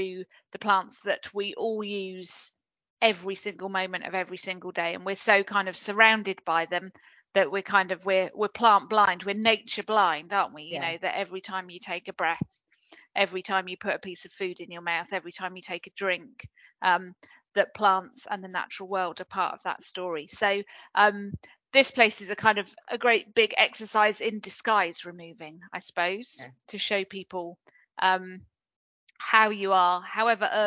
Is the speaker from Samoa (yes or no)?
no; Cornwall, South West England, United Kingdom; also born or lived in Bristol; I'm from Cornwall, so I was brought up here